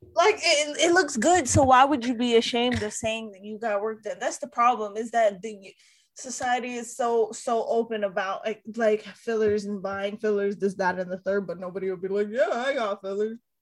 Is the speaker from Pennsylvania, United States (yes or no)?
no; Hawaii, United States; I'm from Hawaii